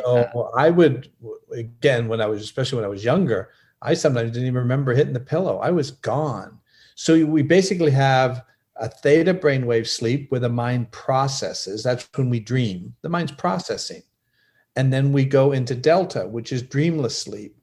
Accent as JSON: {"language": "English", "country": "Canada", "said": "I'm from Canada"}